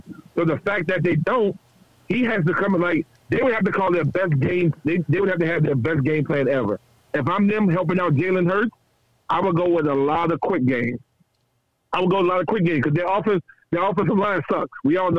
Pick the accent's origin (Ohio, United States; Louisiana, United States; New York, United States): Louisiana, United States; I grew up in Louisiana. I grew up in the project.